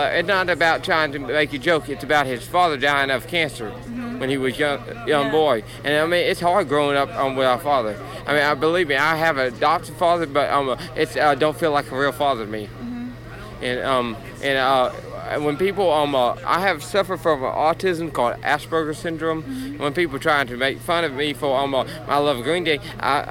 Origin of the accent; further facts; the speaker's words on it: Texas, United States; I'm from Texas